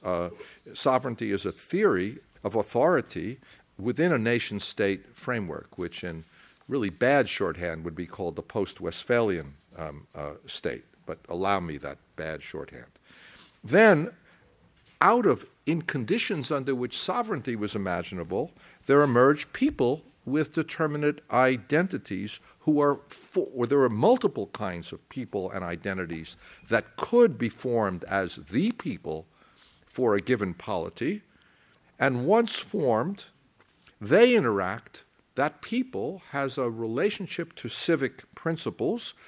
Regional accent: United States; accent: American

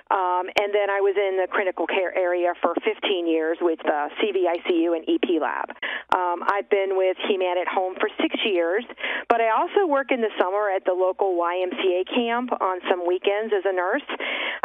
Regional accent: Alexandria, Kentucky, United States; I'm from Alexandria, Kentucky, which is close to Cincinnati, Ohio

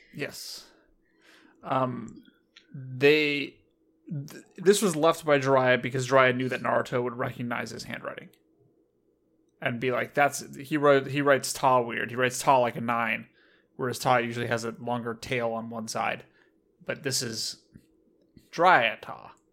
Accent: United States; I was raised in America

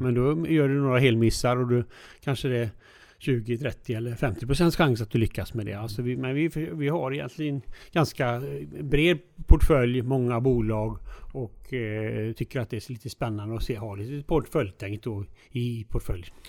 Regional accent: Alingsås, Västra Götaland, Sweden; also born or lived in United States; jag är ju född i Alingsås, eh, son till en bilhandlare då

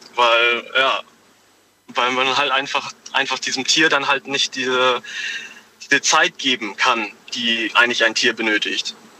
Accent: Homburg, Saarland, Germany; Ich bin aus Homburg im Saarland

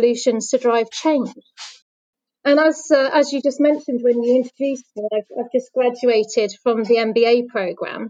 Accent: West Midlands, United Kingdom; moved away as an adult; also born or lived in London; I grew up in the West Midlands

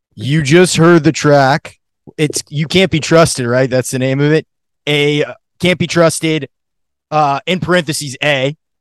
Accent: Maine, United States; moved away; also born or lived in Colorado; I grew up in Maine

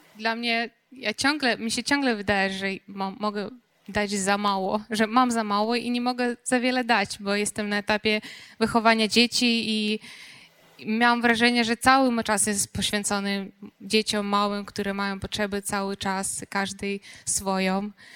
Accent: Ukraine; Polish is a second language; moved away as an adult; now in Poland; jestem Ukrainką

